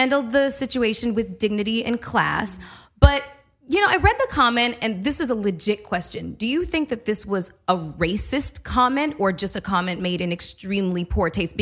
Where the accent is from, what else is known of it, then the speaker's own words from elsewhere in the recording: Canada; I'm full Canadian